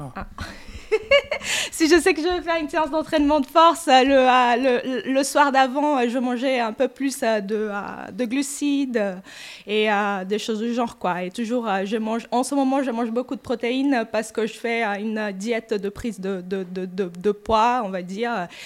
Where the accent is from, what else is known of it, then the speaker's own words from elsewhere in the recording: Brazil; French is a second language; moved away as an adult; now in France; j'ai 41 euh, ans. Euh, je suis brésilienne